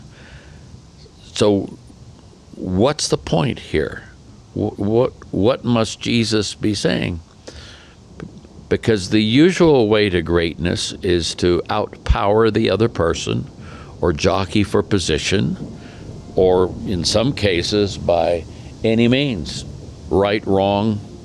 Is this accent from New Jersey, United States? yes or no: no; Oakland, California, United States; now in Windsor, Colorado, United States; I'm a guy from East Oakland